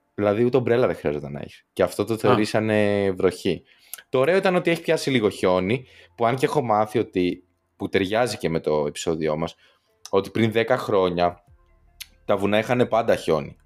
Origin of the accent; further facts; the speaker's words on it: Western Greece, Greece; now in Santiago, Chile; όσοι είμαστε από Δυτική Ελλάδα, τίποτα Γιάννενα, Πάτρα και τέτοια